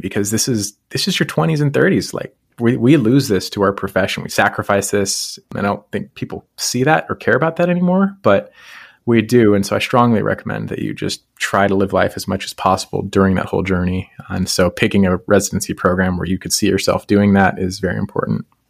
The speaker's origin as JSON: {"language": "English", "region": "Colorado", "country": "United States", "tie": "born or raised there", "moved": "as an adult", "said": "I grew up in Colorado"}